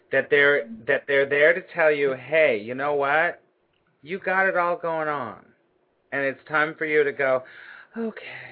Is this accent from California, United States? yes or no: yes; Los Angeles, California, United States; now in New York City, United States; I'm originally from Los Angeles